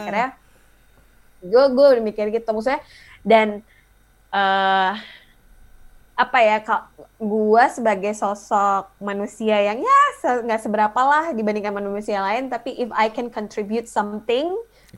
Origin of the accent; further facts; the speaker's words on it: Indonesia; moved away as an adult; gue dari Indonesia